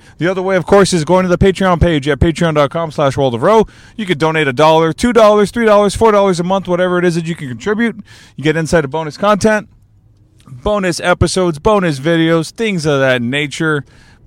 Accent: Alice, Texas, United States; now in San Antonio, United States; I grew up in Alice, Texas

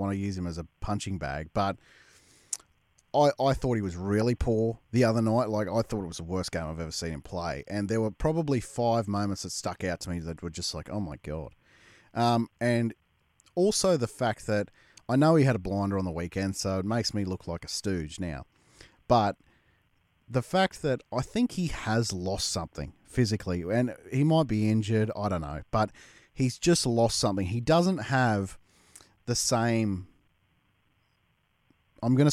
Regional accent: Queensland, Australia; as a Queenslander

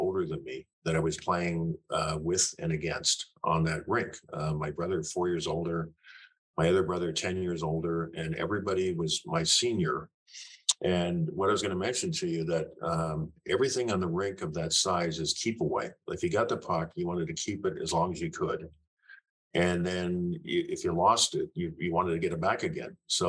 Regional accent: Sarnia, Ontario, Canada; Our acceptance in a small town in southern Ontario, there was only about two or three other Black families that I was aware of.

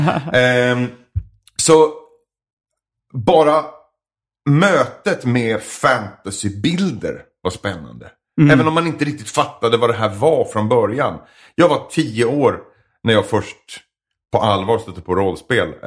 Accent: Edsbyn, Gävleborg County, Sweden; Jag är från Edsbyn i Hälsingland.

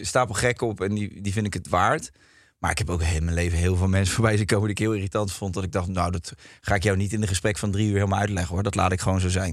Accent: Rotterdam, South Holland, Netherlands; moved away as an adult; now in Ibiza, Spain; Ik kom uit Rotterdam. Ik vind het een hele leuke stad. En ik woon nu op Ibiza.

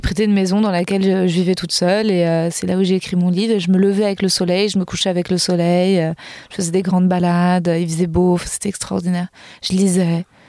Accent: Paris, Île-de-France, France; je suis née à Paris, que j'ai grandi à Paris

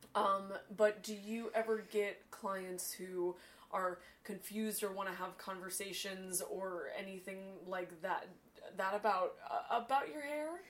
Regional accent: Northern California, United States; I'm also from Northern California.

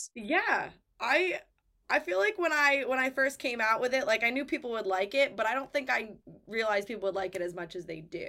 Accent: Lakeville, Massachusetts, United States; also born or lived in Nashville; it is my hometown

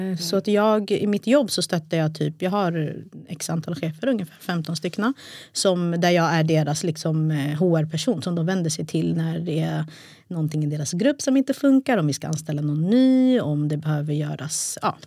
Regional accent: Stockholm, Stockholm County, Sweden; ursprung Eritrea. Båda mina föräldrar är från Eritrea. Och stad Stockholm.

